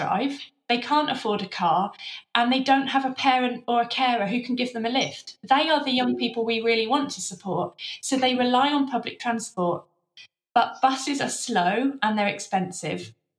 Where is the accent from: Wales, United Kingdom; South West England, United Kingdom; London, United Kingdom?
London, United Kingdom; Growing up in London, it wasn't something you ever had to think about.